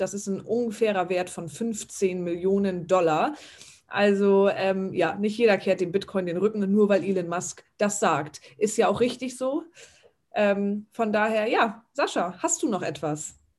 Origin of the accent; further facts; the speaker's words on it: Germany; hier bei uns in Deutschland